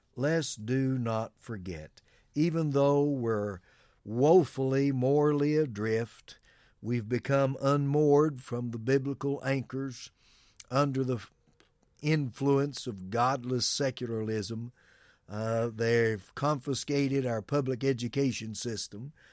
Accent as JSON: {"language": "English", "country": "United States", "said": "us as Americans"}